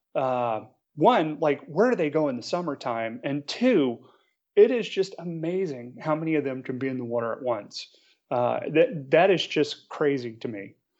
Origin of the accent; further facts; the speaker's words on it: New Orleans, Louisiana, United States; also born or lived in Charlotte, North Carolina; now in Marina del Rey, United States; I grew up in New Orleans